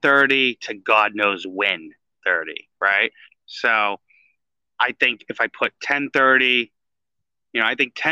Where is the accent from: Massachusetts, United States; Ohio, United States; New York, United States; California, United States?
Massachusetts, United States; Boston; accent: Boston; now in Florida, United States; my Boston accent